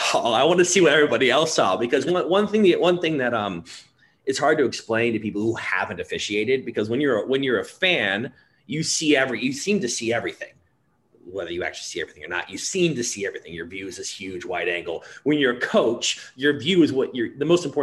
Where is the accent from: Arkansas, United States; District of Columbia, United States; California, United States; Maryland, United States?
Maryland, United States; moved away as an adult; also born or lived in Ohio / Louisiana; now in Minnesota, United States; I was born in Maryland.